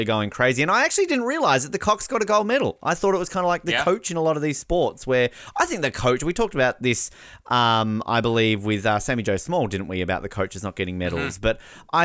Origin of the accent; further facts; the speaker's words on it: Australia; also born or lived in Victoria, British Columbia, Canada; me as an Australian